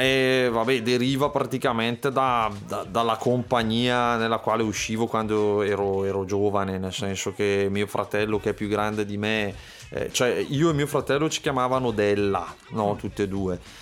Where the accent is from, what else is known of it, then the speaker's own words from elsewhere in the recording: Manerbio, Lombardy, Italy; sono di Manerbio